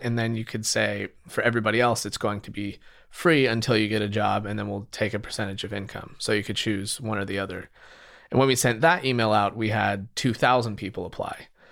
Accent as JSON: {"language": "English", "region": "Utah", "country": "United States", "tie": "born or raised there", "moved": "as an adult", "lives_now": "San Francisco, United States", "said": "I grew up in Utah"}